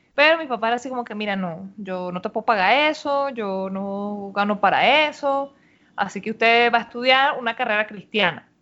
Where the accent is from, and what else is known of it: Venezuela